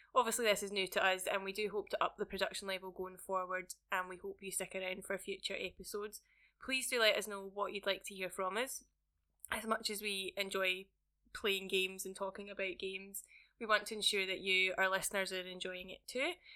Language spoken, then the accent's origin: English; Scotland, United Kingdom; accent: Scottish; my Scottish accent